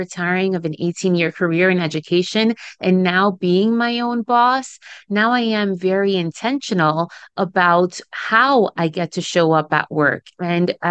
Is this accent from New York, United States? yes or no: yes; New York City area, United States; first language Spanish; English is a second language; I am first generation Dominican American, which means that my parents came to the United States around the New York City area when they were in their early 20s and then had me after they arrived here to the States. We learned English together around the time that I was 5 or 6